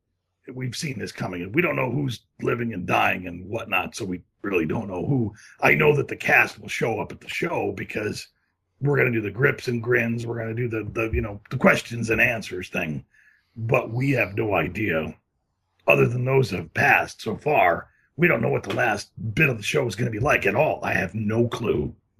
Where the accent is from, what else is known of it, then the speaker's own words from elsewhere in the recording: Midwest, United States; I come from the Midwest. We had to drill our own wells